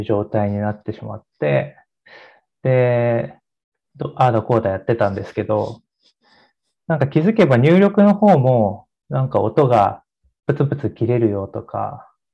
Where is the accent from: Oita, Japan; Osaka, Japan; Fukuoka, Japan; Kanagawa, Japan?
Kanagawa, Japan; Odawara; moved away; 僕の実家は神奈川県の小田原市っていうところなんですけ